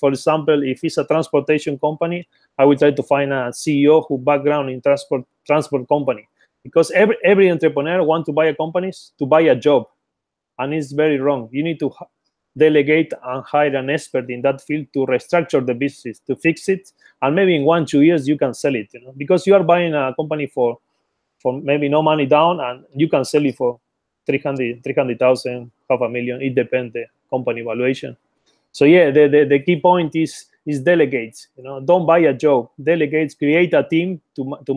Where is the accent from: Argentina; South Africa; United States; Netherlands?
Argentina; Patagonia; moved away as an adult; also born or lived in Buenos Aires, Argentina; now in London, United Kingdom; originally I was born in Patagonia, Argentina, and then I moved to the capital, which is Buenos Aires.